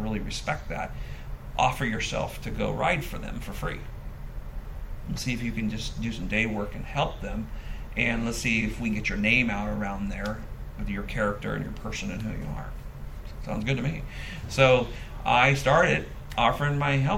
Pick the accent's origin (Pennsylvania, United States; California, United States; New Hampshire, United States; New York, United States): California, United States; moved away; we're from California